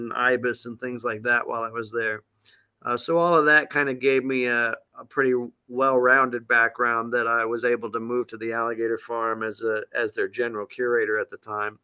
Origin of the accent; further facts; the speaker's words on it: St. Louis, Missouri, United States; now in St. Augustine, United States; I grew up in St. Louis, Missouri